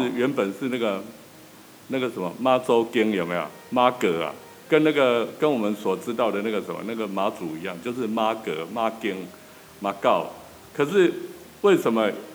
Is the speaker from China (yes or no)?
no; Taiwan; 我们台湾人会讲北七